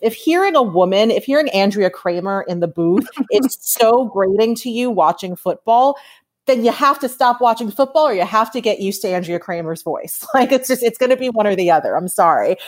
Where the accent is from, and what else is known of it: New York, United States; born or raised there; moved away as an adult; now in Los Angeles, United States